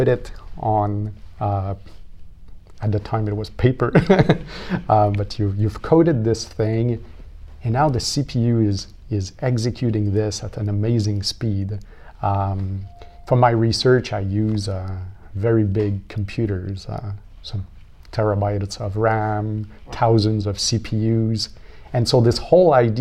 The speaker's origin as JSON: {"language": "English", "region": "Quebec", "country": "Canada", "also_born_or_lived": "London, England", "moved": "as an adult", "lives_now": "Ottawa, Canada", "said": "I'm from Quebec, so we have Cégep"}